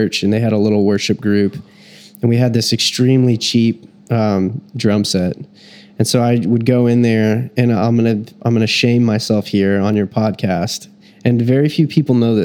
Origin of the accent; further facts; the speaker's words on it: Texas, United States; I was born in Texas